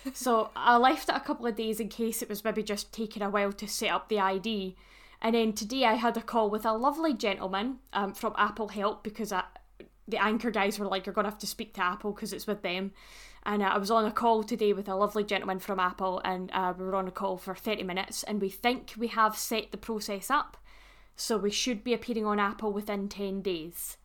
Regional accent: Scotland, United Kingdom; me being Scottish, obviously, as I am

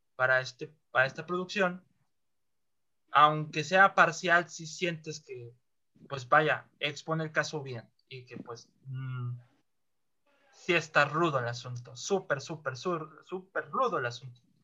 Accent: northern Mexico, Mexico; yo soy el norteño

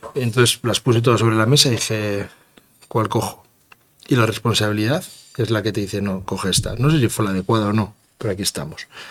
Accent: Castroverde de Campos, Castile and León, Spain; voy a situar mi pueblo donde yo quiero

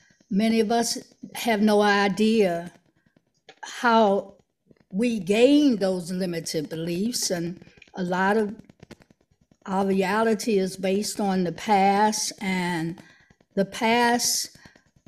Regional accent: Washington, District of Columbia, United States; moved away as an adult; now in Maryland, United States; I was born and raised in Washington, D.C.

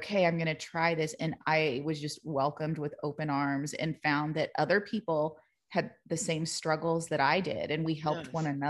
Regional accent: United States; growing up in the United States, my Spanish isn't perfect. I was told when I was younger that I had street Spanish.

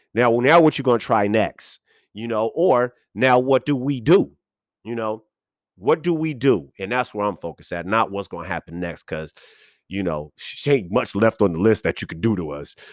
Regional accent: West Coast, United States; also born or lived in Boston, Massachusetts; I'm West Coast raised

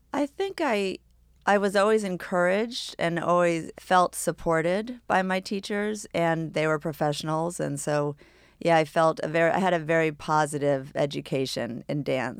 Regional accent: New York City, New York, United States; we grew up on Governor's Island

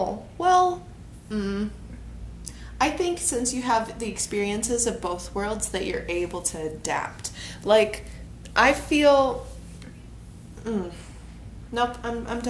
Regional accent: Goodhue area, Minnesota, United States; moved away; when I lived in Goodyear area.

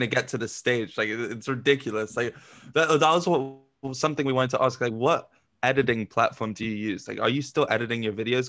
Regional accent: London, United Kingdom; London's where I'm from

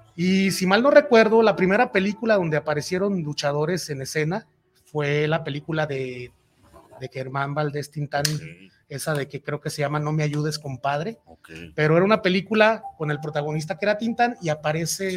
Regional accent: Guadalajara, Jalisco, Mexico; Yo soy de aquí de Guadalajara

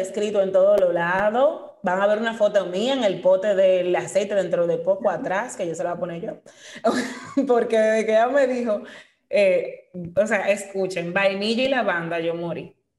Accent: Dominican Republic; somos dominicanos, esa es nuestra nacionalidad, parte de nuestra identidad vivimos aquí, nacimos aquí, vivimos aquí

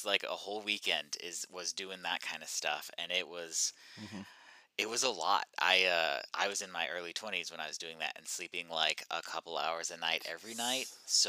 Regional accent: Eastern Oregon, United States; I grew up in Eastern Oregon, middle of nowhere.

